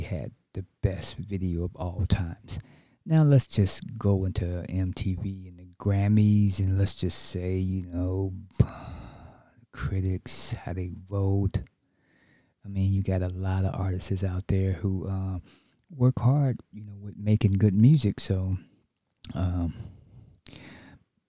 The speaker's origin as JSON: {"language": "English", "town": "Chicago", "region": "Illinois", "country": "United States", "tie": "born or raised there", "said": "my hometown, my birth town, Chicago, Illinois"}